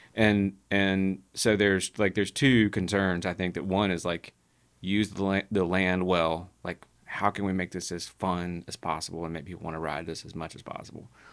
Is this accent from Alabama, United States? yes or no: yes; Childersburg, Alabama, United States; I'm from Childersburg, like down down Highway 280 from Birmingham